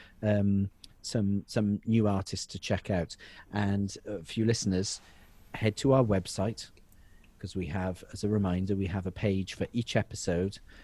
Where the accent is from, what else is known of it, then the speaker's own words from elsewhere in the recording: Wales, United Kingdom; I'm a Welshman